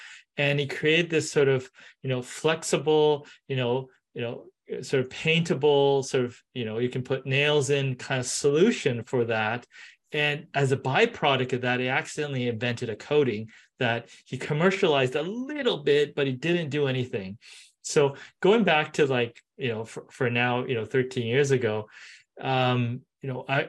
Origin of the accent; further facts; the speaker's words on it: Japan; born there; also born or lived in Canada / San Francisco; Oh, you know, I was born in Japan for a couple of years. I was in Canada.